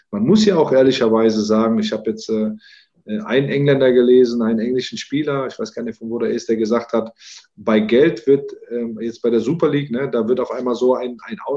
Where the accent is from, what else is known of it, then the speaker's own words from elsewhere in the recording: Rhineland, Germany; also born or lived in Morocco; Ich bin zwar in Marokko geboren, aber im Rheinland groß geworden.